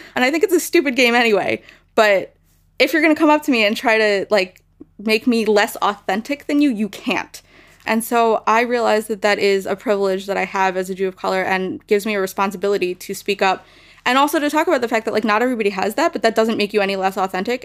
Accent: United States; as American Jews

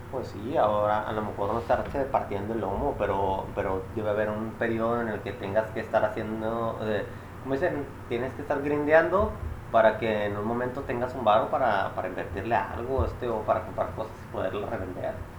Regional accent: Chihuahua, Mexico; somos de Chihuahua

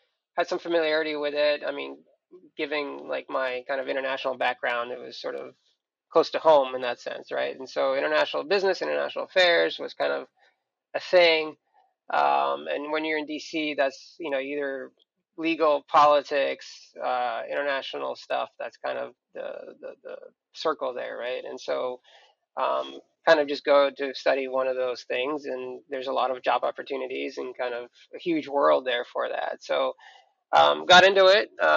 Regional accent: Moscow, Russia; moved away; I am from Russia. I was born in Moscow.

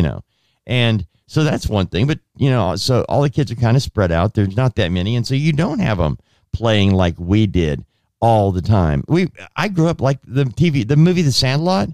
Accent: Southern California, United States; I grew up in Southern California where we walked to school.

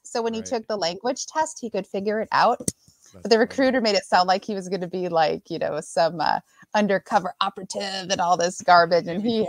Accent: Wisconsin, United States; And I was very gung-ho growing up in the Northwoods of Wisconsin. You're raised pretty tough.

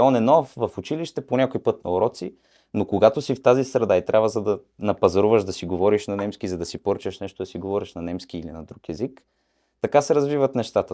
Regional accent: Bulgaria; also born or lived in Mannheim, Germany; now in England, United Kingdom; Особено в Манхайм, където бях, знаят, че сме, как да го кажа, ученолюбиви

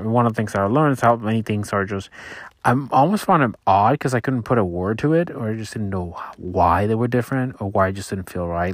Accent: Puerto Rico; I grew up in Puerto Rico

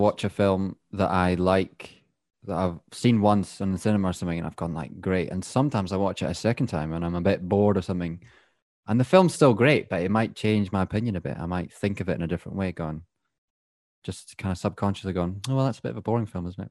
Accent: Scotland, United Kingdom; accent: Scottish; now in England; I'm the Scottish one now.

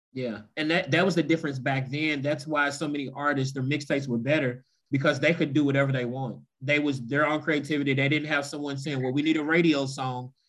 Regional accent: Louisville, Kentucky, United States; growing up in Louisville

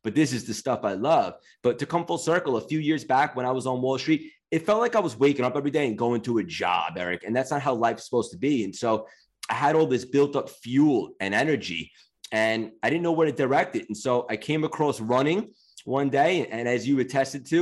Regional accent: Long Island, New York, United States; also born or lived in Connecticut; I grew up in Long Island. I essentially been in New York my whole life

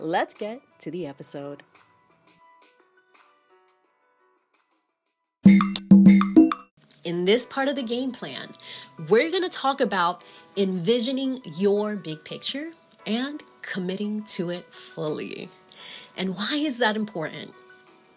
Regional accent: New York City, New York, United States; As a small child growing up in the Bronx

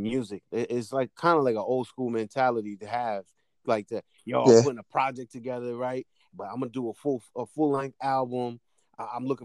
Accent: Peekskill, New York, United States; I'm from Westchester, Peekskill

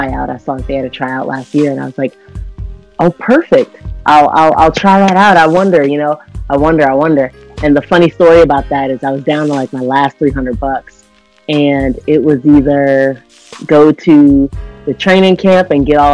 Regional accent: Washington, District of Columbia, United States; moved away as an adult; also born or lived in Orlando, Florida; in DC, you know, in my hometown

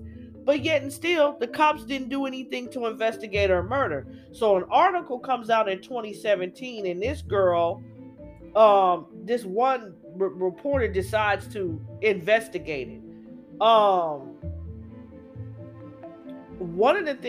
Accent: Los Angeles, California, United States; As a kid growing up in Cali, growing up

